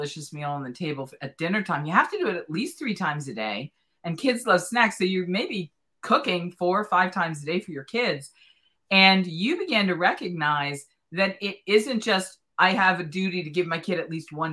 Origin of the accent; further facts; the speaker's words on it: East Coast, United States; grew up on the East Coast with Pepperidge Farm